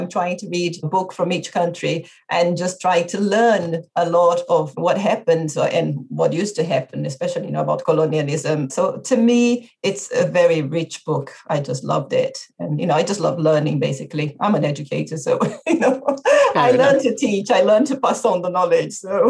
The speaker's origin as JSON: {"language": "English", "country": "Brazil", "moved": "yes", "lives_now": "England, United Kingdom", "said": "I'm from Brazil. And in Brazil, we do not really study anything about Africa, anything at all. So it's just really the fact that I live in England now"}